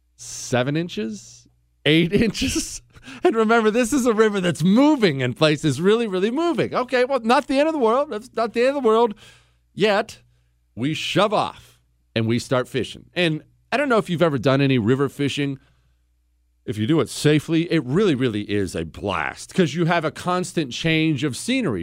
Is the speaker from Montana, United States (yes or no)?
yes; Montana, United States; also born or lived in Ohio; I was born in Ohio. I moved to Montana when I was ten